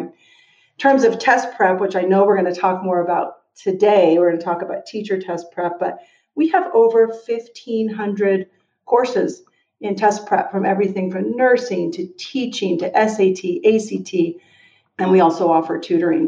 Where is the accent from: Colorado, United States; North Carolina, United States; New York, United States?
Colorado, United States; Denver; moved away; also born or lived in Oakland / Washington, D.C.; Denver, Colorado, that's my hometown